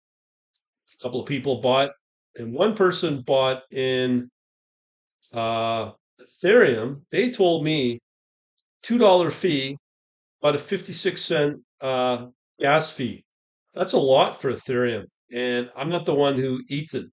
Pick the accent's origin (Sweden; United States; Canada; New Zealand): Canada; as a Canadian